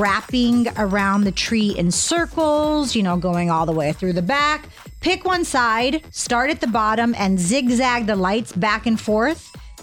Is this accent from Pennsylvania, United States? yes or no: yes; Pittsburgh, Pennsylvania, United States; moved away; Pittsburgh, where I'm from